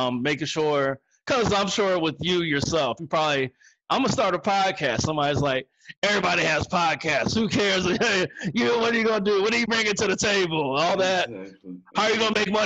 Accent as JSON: {"language": "English", "region": "Northern Virginia", "country": "United States", "tie": "born or raised there", "said": "I'm from Northern Virginia"}